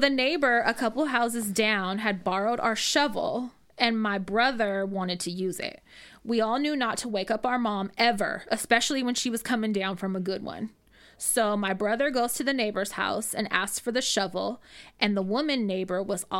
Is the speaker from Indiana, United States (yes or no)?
no; Rodeo, California, United States; I grew up in Rodeo.